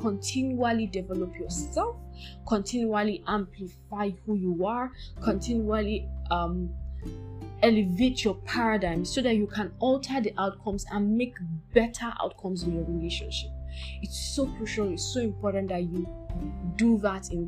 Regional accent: Nigeria; I'm Nigerian

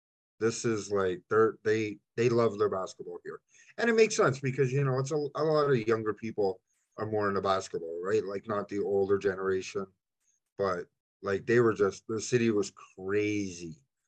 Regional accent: Toronto, Ontario, Canada; I'm from Toronto.

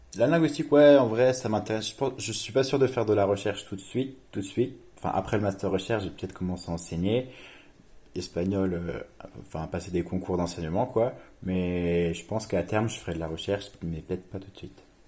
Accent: Reims, Grand Est, France; moved away as an adult; also born or lived in Paris / Seville; Moi, je viens de Reims de base et je suis allé à Paris

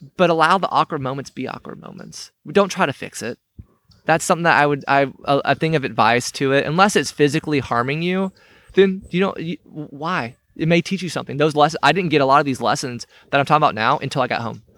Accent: United States; I grew up here in Cherokee County. I left for a while. I came back.

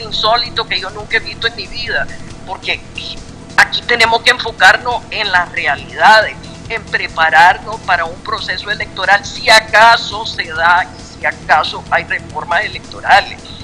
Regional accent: Nicaragua; los nicaragüenses

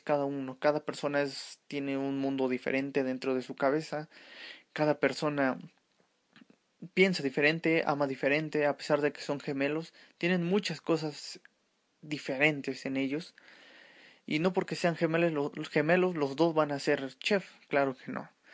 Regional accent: Mexico City, Mexico; soy mexicano de la Ciudad de México

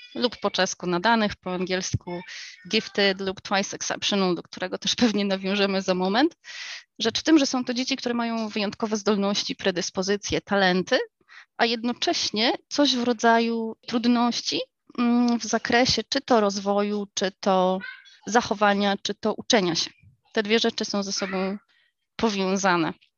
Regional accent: United States; moved away; also born or lived in England; Ja dorastałam w Stanach

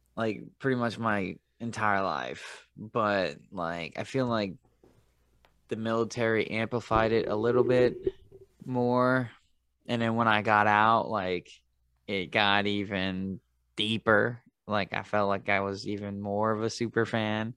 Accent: Tampa, Florida, United States; I grew, I grew up with him in Tampa

